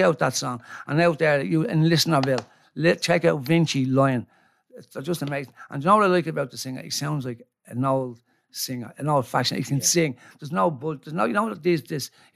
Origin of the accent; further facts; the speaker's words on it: Ireland; I love being Irish